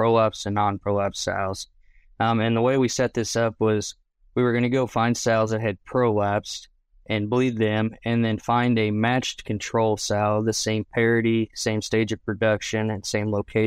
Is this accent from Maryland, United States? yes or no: yes; Maryland, United States; moved away as an adult; now in Oklahoma, United States; I'm originally from Maryland. I grew up 45 minutes from Baltimore and 45 minutes from Washington, D.C.